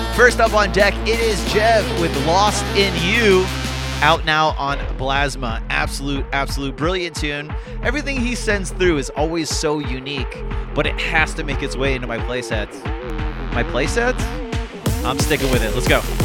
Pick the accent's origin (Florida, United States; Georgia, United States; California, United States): Florida, United States; moved away; I'm originally from Florida